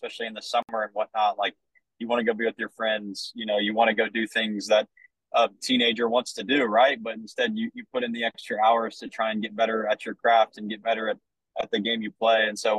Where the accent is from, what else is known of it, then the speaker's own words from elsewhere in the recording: Vandalia, Ohio, United States; you know, we're from Vandalia, Ohio, right? Like, it's just a blue collar kind of working place.